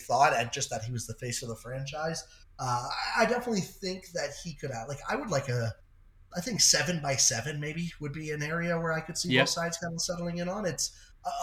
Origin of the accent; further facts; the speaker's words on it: Toronto, Ontario, Canada; I'm from the Toronto area